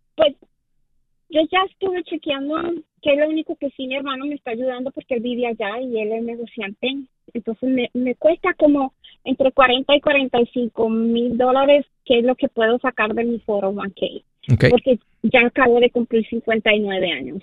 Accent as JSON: {"language": "Spanish", "country": "Colombia", "moved": "yes", "said": "estoy planeando comprar un apartamento en mi país"}